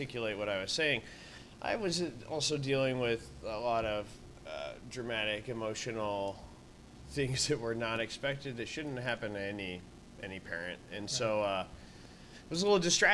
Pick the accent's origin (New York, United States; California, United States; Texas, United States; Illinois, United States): Texas, United States; El Paso; now in Omaha, United States; I'm from El Paso, Texas. I grew up on the border